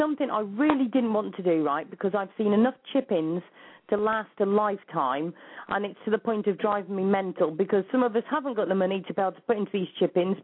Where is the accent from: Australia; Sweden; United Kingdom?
United Kingdom; the UK, so it's not even in my home country